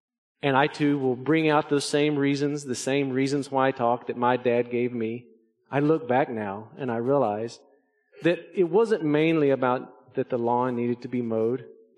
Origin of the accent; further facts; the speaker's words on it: Arkansas, United States; our yard where I grew up in Arkansas was really hilly, very rocky. We lived in the Ouachita Mountains